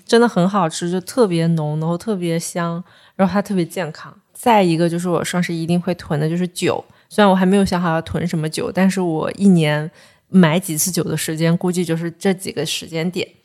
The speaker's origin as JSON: {"language": "Chinese", "town": "Ganzhou", "region": "Jiangxi", "country": "China", "said": "我是赣州人"}